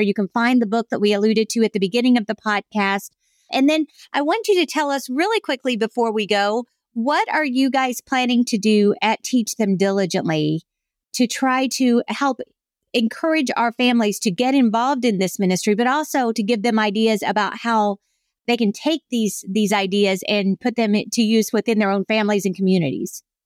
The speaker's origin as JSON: {"language": "English", "region": "South Carolina", "country": "United States", "tie": "born or raised there"}